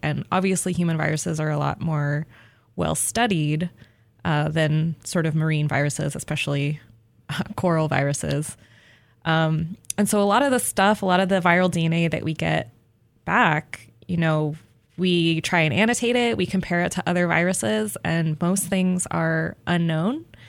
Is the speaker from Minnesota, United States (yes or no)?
no; Albuquerque, New Mexico, United States; moved away; I grew up in Albuquerque, New Mexico